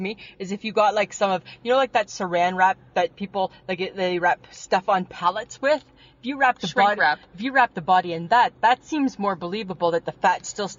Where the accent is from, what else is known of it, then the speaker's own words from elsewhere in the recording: Ontario, Canada; I'm from Ontario.